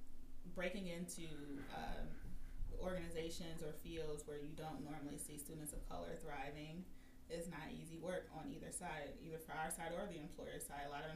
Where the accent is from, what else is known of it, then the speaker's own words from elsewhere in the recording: Buffalo, New York, United States; I grew up until I was about 10. I grew up in, like, Central Park, and then we moved closer to downtown